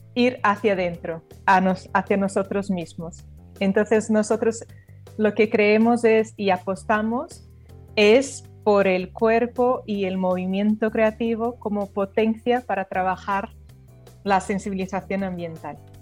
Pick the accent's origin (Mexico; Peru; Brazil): Brazil; moved away; yo soy brasileña